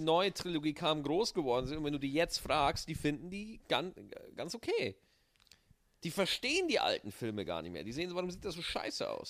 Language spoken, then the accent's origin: German; Bavaria, Germany; meine Kindheit in Bayern